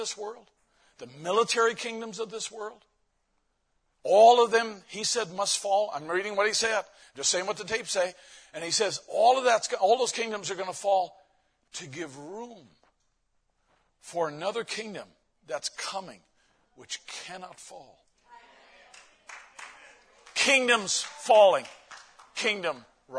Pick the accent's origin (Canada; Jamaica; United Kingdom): Canada; Newfoundland and Labrador; now in United States; My hometown was the nearest town to the sinking of the Titanic.